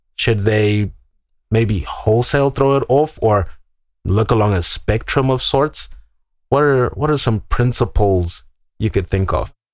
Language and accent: English; Zimbabwe; moved away; I'm from Zimbabwe. I was born and raised there.